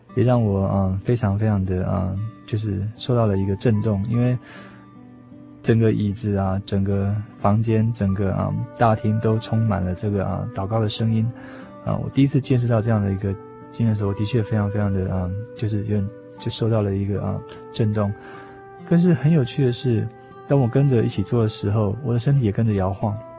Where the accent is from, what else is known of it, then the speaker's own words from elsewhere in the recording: Taiwan; also born or lived in United States; 也许是因为我们在这边生长